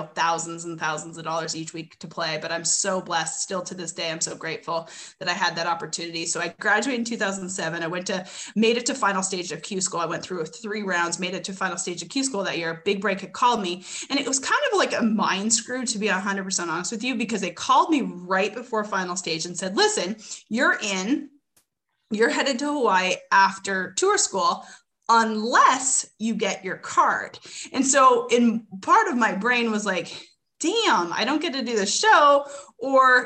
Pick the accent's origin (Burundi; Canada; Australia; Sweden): Canada; Edmonton, Alberta; moved away as an adult; also born or lived in Westlock, Alberta / Arkansas; I'm originally from Edmonton, Alberta. I came down to college in 2002 or three